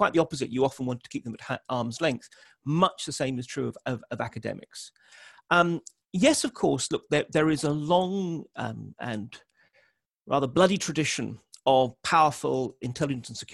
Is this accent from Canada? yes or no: no; United Kingdom; I'm a Brit